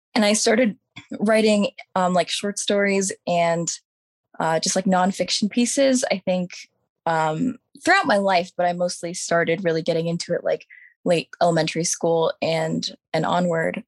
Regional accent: Virginia, United States; Virginia, my whole entire life

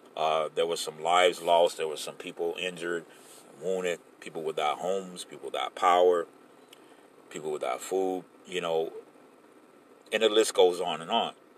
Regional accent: Florida, United States; this is my home state

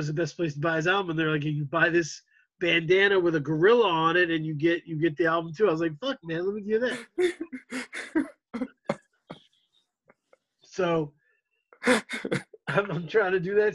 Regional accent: United States; as an American audience

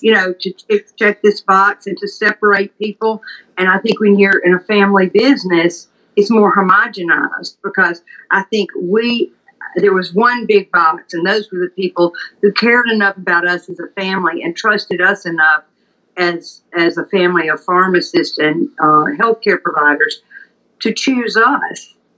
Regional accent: Leland, Mississippi, United States; I'm Southern. I grew up in Leland, Mississippi, in the heart of the Mississippi Delta

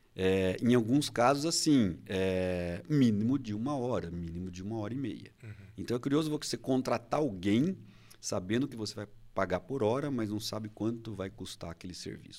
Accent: Indaiatuba, São Paulo, Brazil; eu sou de Indaiatuba

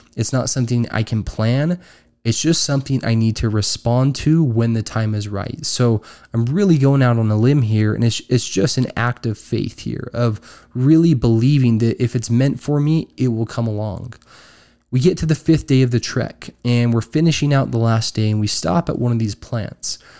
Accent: Utah, United States; I am originally from Utah

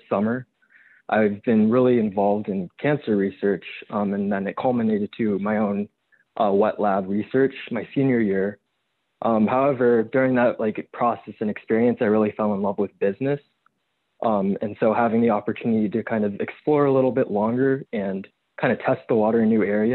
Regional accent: Pasadena, California, United States; also born or lived in St. Louis, Missouri; now in Orange County, United States; I grew up in Pasadena, but moved to Orange County

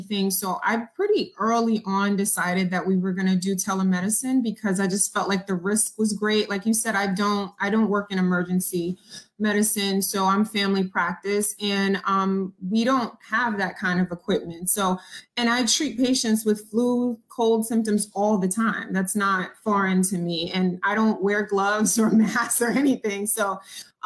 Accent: New York City, New York, United States; also born or lived in Long Island, New York; I was born in Jamaica, Queens, New York. And then we lived in Laurelton for a while. We moved to Long Island.

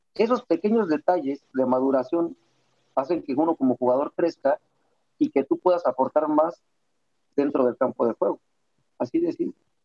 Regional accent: Mexico; now in Guadalajara, Mexico; todos somos mexicanos

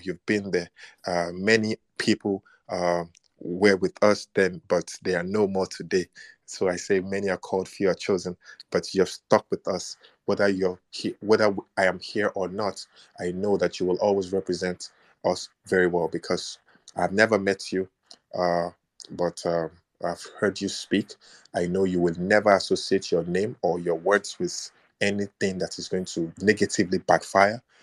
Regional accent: Nigeria; I am black and I'm Nigerian

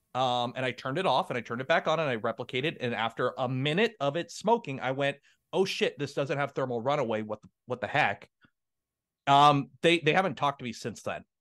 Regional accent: Canada; I'm a Canadian

